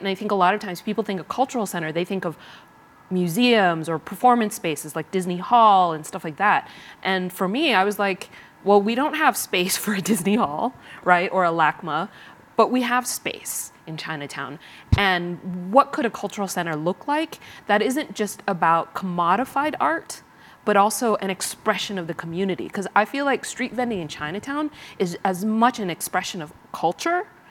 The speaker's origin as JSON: {"language": "English", "country": "Vietnam", "tie": "born or raised there", "moved": "yes", "lives_now": "Los Angeles, United States", "said": "I was born in Vietnam"}